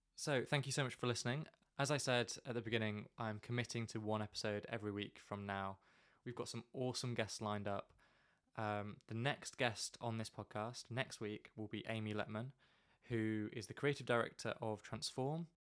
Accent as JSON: {"language": "English", "country": "United Kingdom", "said": "we're very British"}